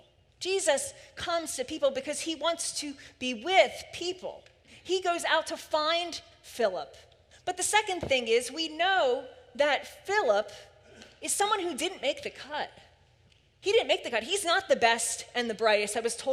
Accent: Philadelphia, Pennsylvania, United States; I grew up in Philly

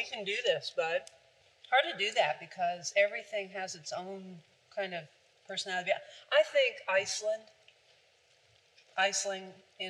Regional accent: Greenwood, Delaware, United States; I am 67 and should not be doing this. And I was born in Greenwood, Delaware.

